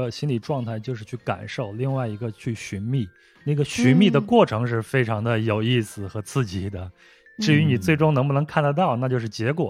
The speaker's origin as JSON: {"language": "Chinese", "region": "rural Henan", "country": "China", "tie": "born or raised there", "said": "我在小时候在农村长大的嘛"}